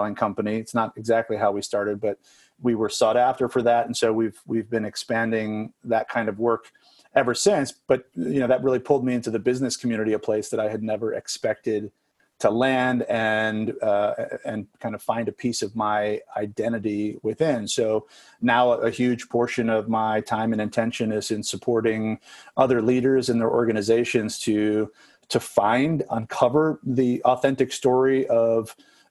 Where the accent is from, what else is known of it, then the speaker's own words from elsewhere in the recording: Chicago suburbs, Illinois, United States; moved away as an adult; also born or lived in Los Angeles, United States; spent about a decade in LA in between growing up in the Chicago suburbs and then coming back